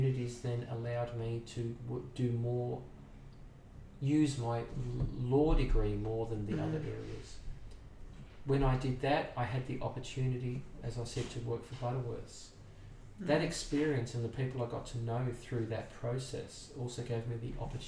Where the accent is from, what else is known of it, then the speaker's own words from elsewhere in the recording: Sydney, New South Wales, Australia; moved away as an adult; now in Brisbane, Australia; I grew up in Sydney, and my career started in Sydney